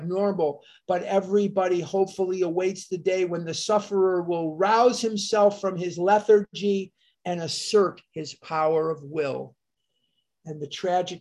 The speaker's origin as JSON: {"language": "English", "country": "United States", "said": "as an American"}